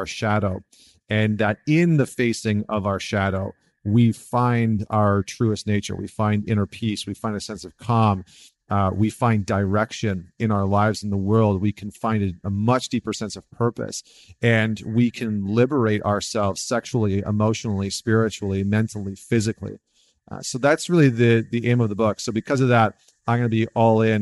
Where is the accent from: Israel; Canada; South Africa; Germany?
Canada; Northern Alberta; also born or lived in New York; now in United States; I grew up in Northern Alberta